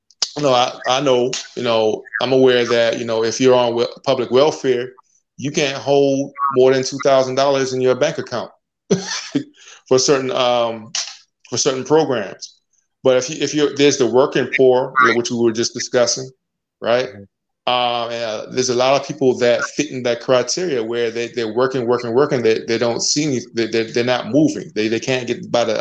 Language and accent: English; United States; also born or lived in Jamaica; I was born in Jamaica, but I grew up here. I came here when I was very young.